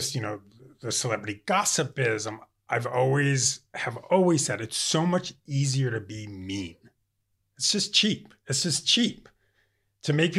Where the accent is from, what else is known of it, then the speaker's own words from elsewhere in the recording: New York, United States; moved away; I'm from New York